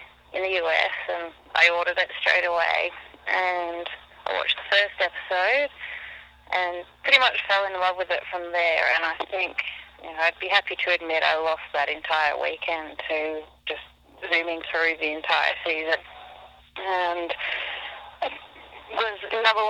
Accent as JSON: {"language": "English", "town": "Melbourne", "region": "Victoria", "country": "Australia", "moved": "as an adult", "lives_now": "United States", "said": "I'm from Melbourne, Australia"}